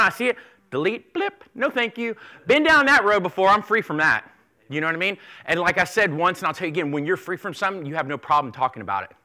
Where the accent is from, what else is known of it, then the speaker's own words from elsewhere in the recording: South Florida, United States; I grew up in South Florida